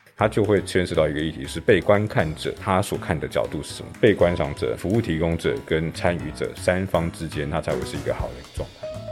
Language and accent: Chinese; Taipei, Taiwan; 我的家乡大稻埕，因为我在大稻埕是。出生长大，然后家族在大稻埕住了好几代